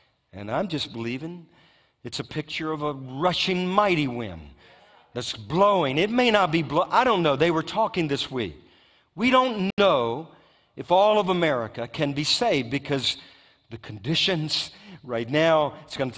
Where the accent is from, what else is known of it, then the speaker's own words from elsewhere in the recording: Louisiana, United States; my home state of Louisiana